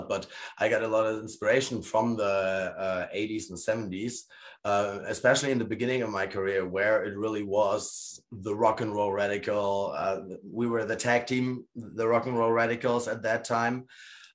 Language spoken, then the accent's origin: English; Lübeck, Schleswig-Holstein, Germany; also born or lived in Gdańsk, Poland / East Germany; here in Lübeck in my hometown